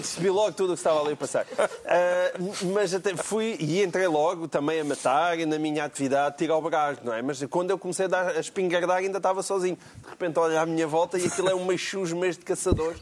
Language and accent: Portuguese; Portalegre, Alentejo, Portugal; aqui ainda por cima da minha terra